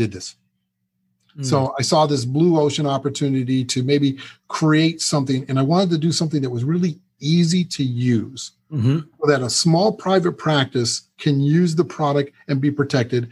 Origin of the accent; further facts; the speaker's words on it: Michigan, United States; moved away as an adult; now in California, United States; I was born in California, but raised in Michigan